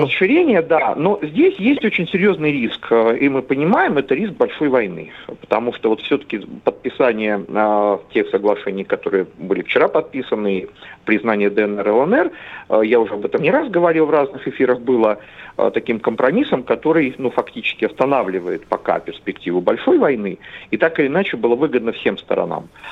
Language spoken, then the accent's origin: Russian; Central Black Earth Region, Russia; я вообще родом из Черноземья